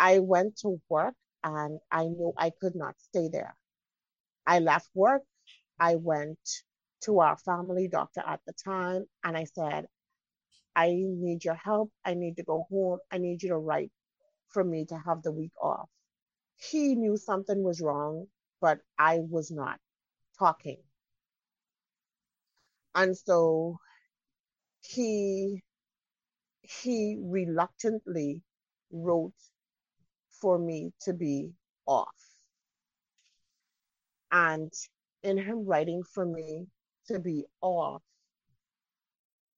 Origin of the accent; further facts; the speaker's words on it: Bahamas; I'm from the Bahamas.